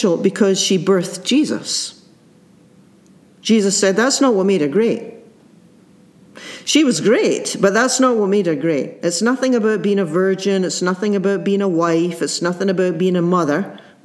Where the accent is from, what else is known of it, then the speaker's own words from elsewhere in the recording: Scotland, United Kingdom; as a child growing up in the Presbyterian Church in Scotland